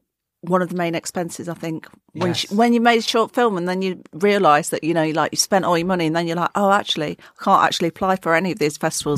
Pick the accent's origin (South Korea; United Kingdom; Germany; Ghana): United Kingdom; Burton upon Trent, West Midlands; that smells like my hometown.